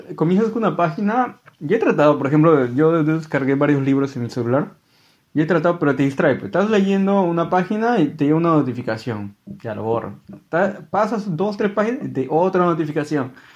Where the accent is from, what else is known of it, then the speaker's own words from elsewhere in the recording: Peru; yo soy peruano